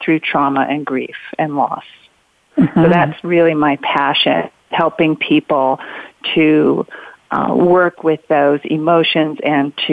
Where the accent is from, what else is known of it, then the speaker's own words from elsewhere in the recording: Southern Oregon, United States; also born or lived in Santa Barbara, California / Chicago / San Francisco; I grew up here in Southern Oregon from the time I was 6 years old, did all my lower schooling here.